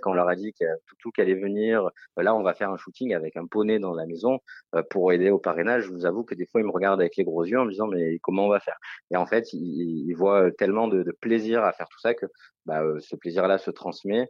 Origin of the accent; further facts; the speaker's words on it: Marseille, Provence-Alpes-Côte d'Azur, France; je suis marseillais